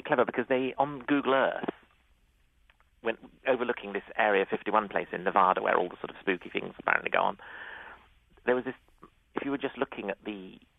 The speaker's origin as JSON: {"language": "English", "country": "United Kingdom", "said": "as a Brit"}